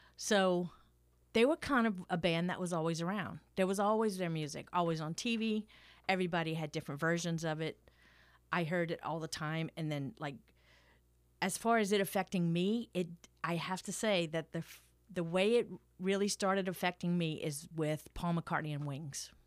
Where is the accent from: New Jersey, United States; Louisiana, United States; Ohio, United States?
Louisiana, United States; Thibodaux; I grew up in Thibodeau, not exactly a musical metropolis